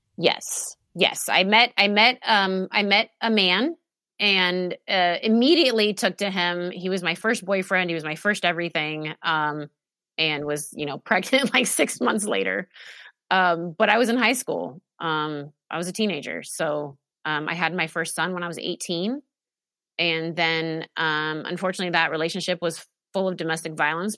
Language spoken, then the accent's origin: English; Oregon, United States; also born or lived in Alaska; spent um, most of my life in Oregon. That's where I am now.